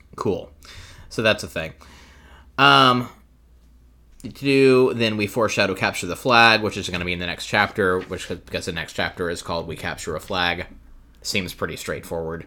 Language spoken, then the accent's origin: English; the South, United States; I grew up in the South